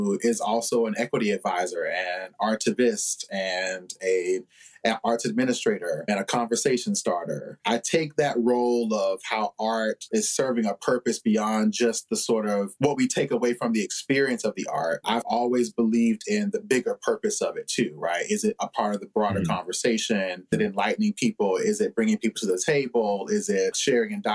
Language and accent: English; Newberry, South Carolina, United States; now in Columbia, United States; I'm from Newberry, South Carolina, so we didn't have a lot of that going on in Newberry.